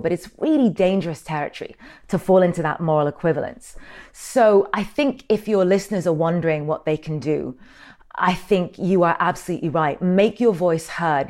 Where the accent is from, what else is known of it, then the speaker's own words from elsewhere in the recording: Sudan; I'm from Sudan.